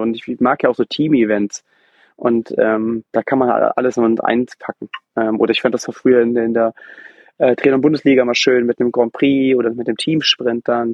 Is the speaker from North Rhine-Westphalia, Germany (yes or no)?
yes; Brühl, North Rhine-Westphalia, Germany; ich komme ja aus dem Brühl, aus der Nähe von Köln